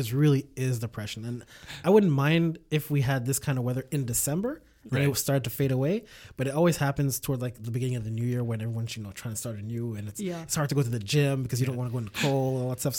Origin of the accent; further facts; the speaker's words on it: Montreal, Quebec, Canada; I'm from Montreal.